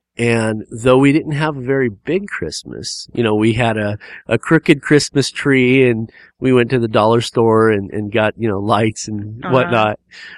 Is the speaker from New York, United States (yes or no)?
no; California, United States; because we live in Southern California right now, and we come from Southern California.